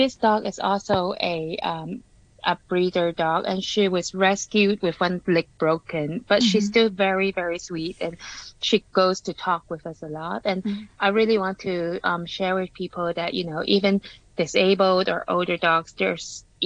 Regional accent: Canada; now in Hong Kong; I grew up in Canada and then I came back to Hong Kong, like a bit of everywhere.

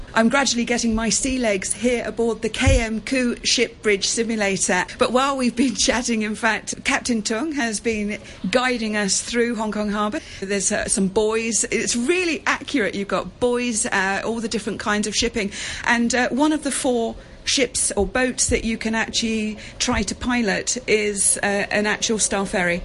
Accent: England, United Kingdom; I come from England

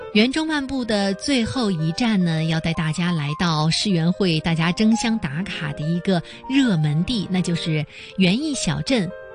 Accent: Beijing, China; 北京源，应该说呢，这也是我家乡的一个展馆啊

